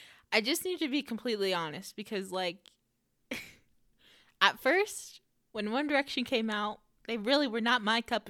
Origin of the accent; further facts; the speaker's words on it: the Bay Area, California, United States; I'm from the Bay Area.